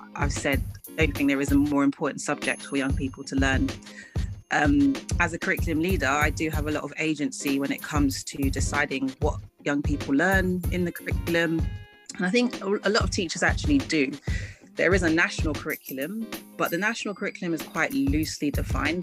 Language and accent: English; London, United Kingdom; also born or lived in Ghana; I am a Londoner, I'm a mm. Ghanaian